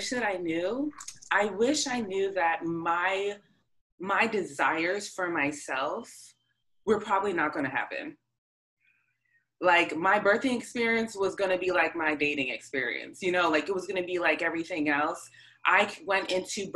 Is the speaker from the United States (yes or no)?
yes; north of Boston, Massachusetts, United States; I grew up a little bit north of Boston